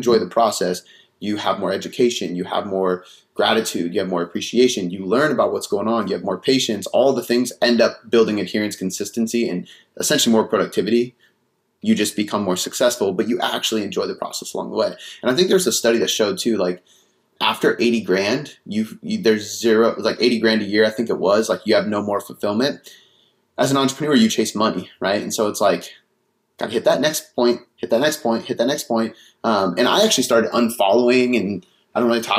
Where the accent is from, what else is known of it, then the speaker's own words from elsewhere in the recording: Seattle, Washington, United States; also born or lived in Bonney Lake, Washington; Seattle, Washington.